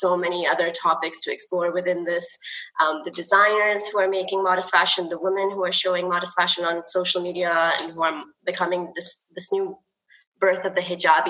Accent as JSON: {"language": "English", "region": "California", "country": "United States", "tie": "born or raised there", "moved": "yes", "said": "I grew up in the States, in California"}